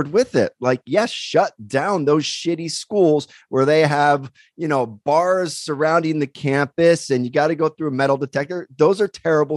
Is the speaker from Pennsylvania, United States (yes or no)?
yes; Pennsylvania, United States; born or raised there; now in Torrance, United States